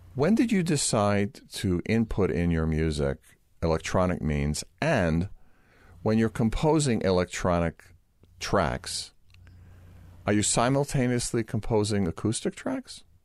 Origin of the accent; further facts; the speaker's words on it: New York, United States; we're both from New York, and we both have this kind of New York sense of humor